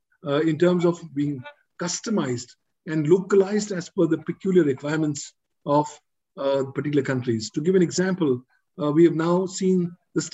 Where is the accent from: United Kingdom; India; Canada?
India; I'm from India